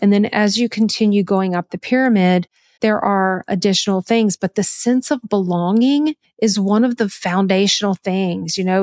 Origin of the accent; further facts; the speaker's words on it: the South, United States; I'm from the South and Southerners are just very hospitable by nature. I was raised that way